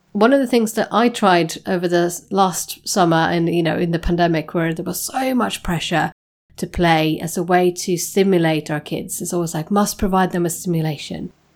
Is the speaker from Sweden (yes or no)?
yes; Sweden; moved away; I'm, I'm Nordic. I come from Sweden